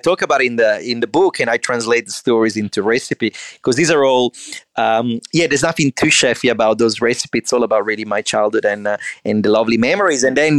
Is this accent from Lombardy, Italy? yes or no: yes; Milan, Lombardy, Italy; I'm from Milan, Italy, and I don't need to tell you the weather in winter